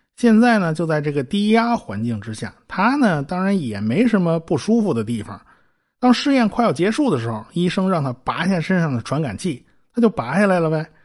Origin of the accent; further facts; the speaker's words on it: China; 我们中国人也能把导弹给你搞出来